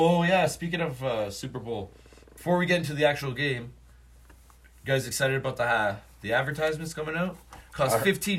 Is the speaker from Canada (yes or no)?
yes; Canada; here's the thing, I'm Canadian.